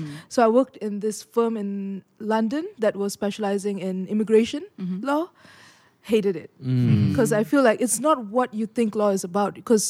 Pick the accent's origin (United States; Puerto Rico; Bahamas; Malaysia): Malaysia; especially for younger boys growing up in Malaysia, you can go out and play street games.